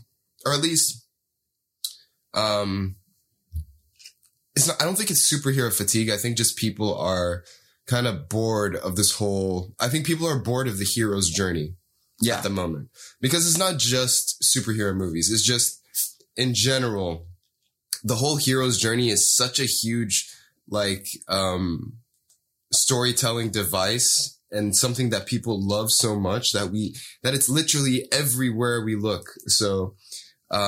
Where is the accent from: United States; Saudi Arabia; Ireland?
Saudi Arabia; moved away; growing up in Saudi